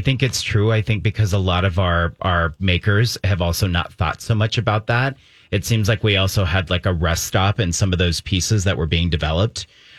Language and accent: English; Germany; now in United States; I grew up in Germany.